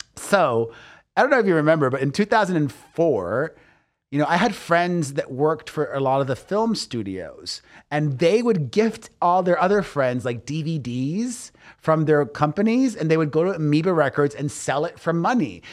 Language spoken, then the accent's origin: English; Miami, Florida, United States; growing up in Miami